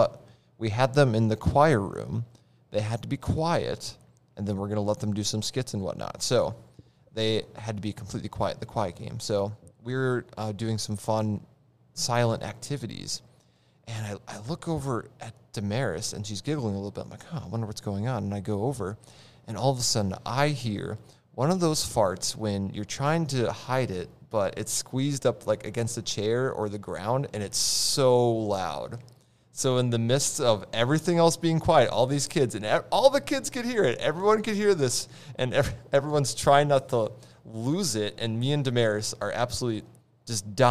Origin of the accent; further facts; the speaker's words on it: Roseau, Minnesota, United States; I grew up in Roseau